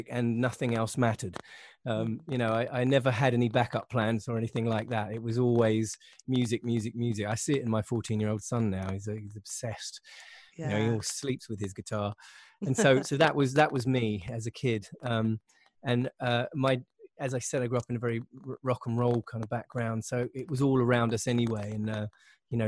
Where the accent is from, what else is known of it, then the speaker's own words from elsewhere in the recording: Windsor, South East England, United Kingdom; in the south of England, not far from London. I was born in Windsor